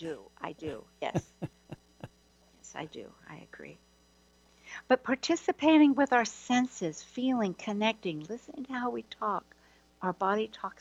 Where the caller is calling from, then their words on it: Hawaii, United States; I'm actually Skyping from Hawaii.